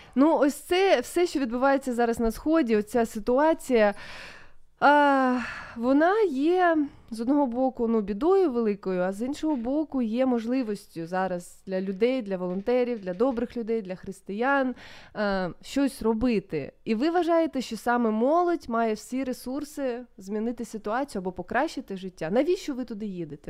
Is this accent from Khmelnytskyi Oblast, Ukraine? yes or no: no; Sloviansk, Donetsk Oblast, Ukraine; я зі Слов'янська